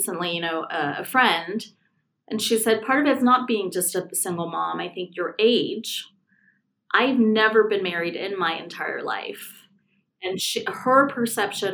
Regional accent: California, United States; moved away as an adult; So I'm from California. I moved here about 5 years ago for a job.

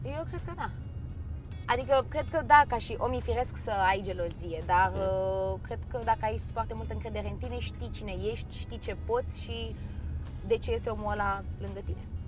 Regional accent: Romania; am trăit toată viața mea în România și m-am născut aici. Pot să zic că mă simt totuși mai mult româncă

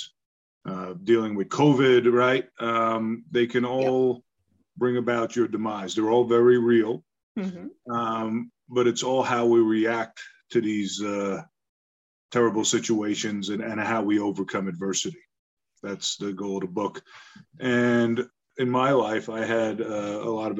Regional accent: Long Island, New York, United States; also born or lived in Bronx, New York; We moved out to Long Island, to the suburbs

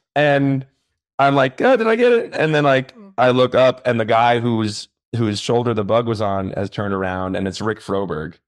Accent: Long Island, New York, United States; growing up on Long Island

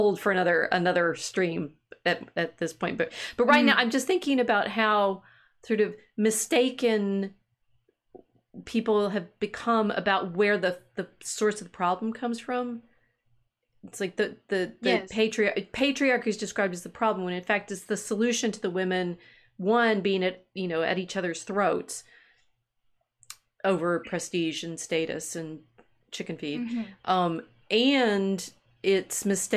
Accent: the South, United States; I grew up enough in the South

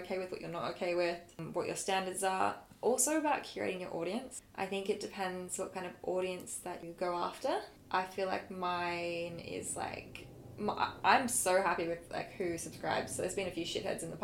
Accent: Australia; I'm obviously from Australia.

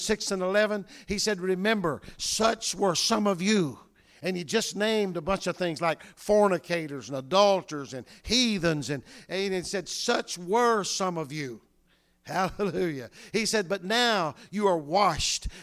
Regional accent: North Louisiana, United States; moved away; I came from the South many years ago

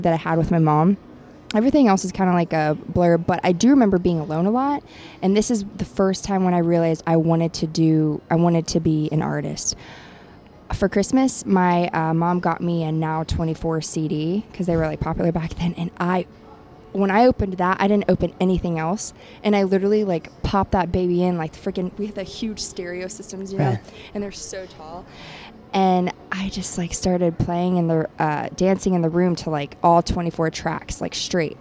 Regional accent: Ohio, United States; moved away as an adult; also born or lived in Florida; now in Los Angeles, United States; I was born in Ohio, and I lived half of my life back and forth between Ohio and Florida with my grandparents.

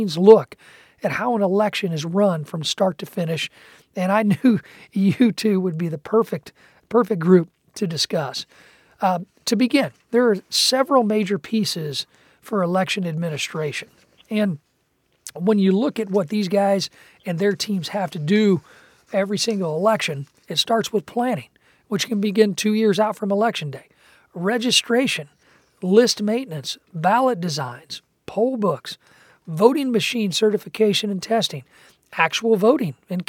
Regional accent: Illinois, United States; my home state of Illinois

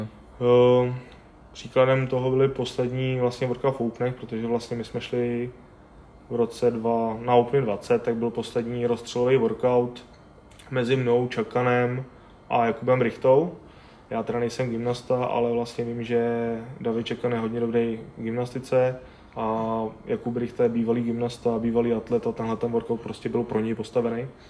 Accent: Czechia; also born or lived in Brno / Plzeň; tady u nás v Čechách

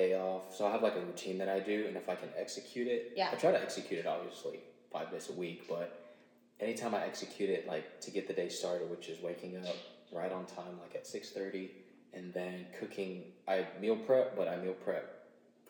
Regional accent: Oklahoma, United States; I've lived in Oklahoma all my life

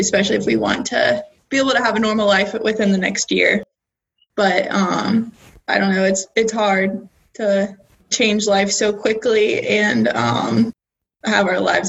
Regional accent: Cincinnati, Ohio, United States; I'm from Cincinnati, Ohio.

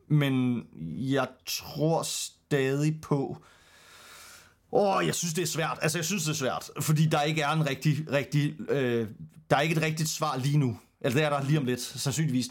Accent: Denmark; for os som danskere

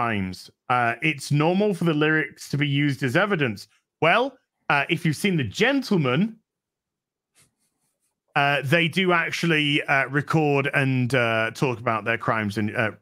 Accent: United Kingdom; I'm British

